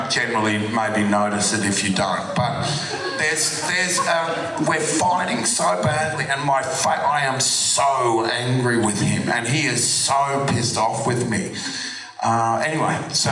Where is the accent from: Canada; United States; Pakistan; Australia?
Australia; growing up in Australia and being an Australian actor